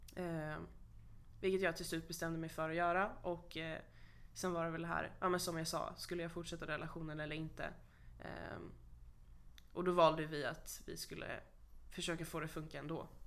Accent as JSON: {"language": "Swedish", "town": "Stockholm", "region": "Stockholm County", "country": "Sweden", "tie": "born or raised there", "moved": "as an adult", "lives_now": "Kalmar, Sweden", "said": "flytta ifrån min hemstad"}